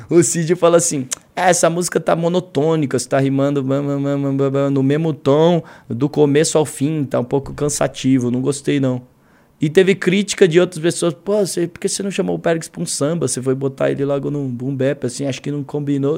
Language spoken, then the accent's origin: Portuguese; Brazil; also born or lived in United States